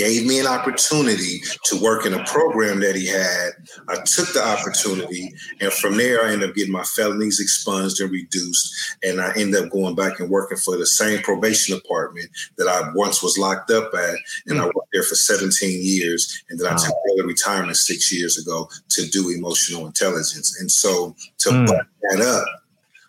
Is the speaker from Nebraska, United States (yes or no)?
no; Oakland, California, United States; I grew up in Oakland, California, in an area called Brookfield.